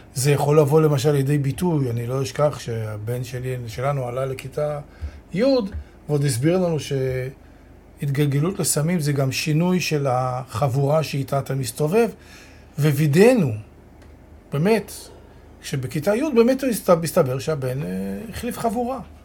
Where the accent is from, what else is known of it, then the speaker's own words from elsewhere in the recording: Holon, Tel Aviv District, Israel; גדלתי בתל גיבורים בחולון